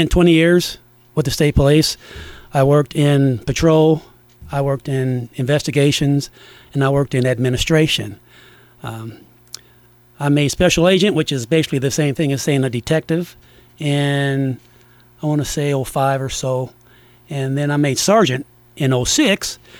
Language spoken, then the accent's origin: English; Du Quoin, Illinois, United States; I was raised in DuQuoin